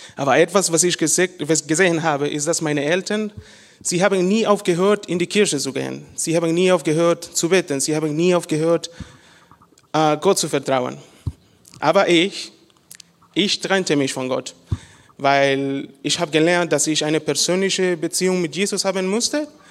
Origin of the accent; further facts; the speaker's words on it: Honduras; German is a second language; moved away; ich komme aus Honduras und ich bin in eine christliche Familie geboren und aufgewachsen